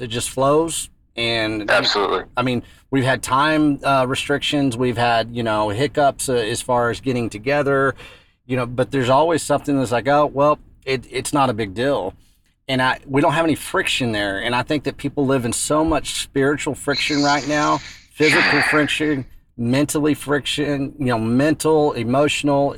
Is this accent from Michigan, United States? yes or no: no; West Texas, United States; growing up in West Texas